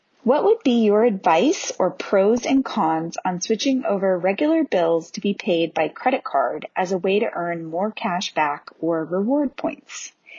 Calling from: Bend, Oregon, United States; I am calling from Bend, Oregon, the home of Deschutes Brewery

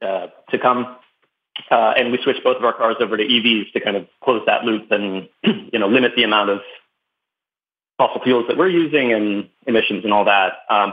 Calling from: California, United States; I'm calling from California, continental U.S.

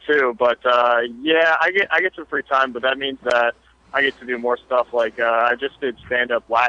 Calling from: Chapel Hill, North Carolina, United States; Very close. Chapel Hill, North Carolina.

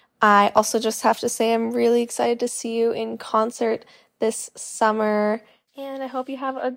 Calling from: Toronto, Ontario, Canada; I'm listening from Toronto, Canada.

